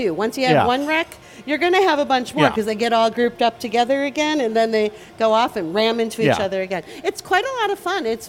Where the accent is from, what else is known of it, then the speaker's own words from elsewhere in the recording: Central Illinois, United States; now in Chicago, United States; I'm from Central Illinois. My mother was down in Bloomington Normal area, and my family all down here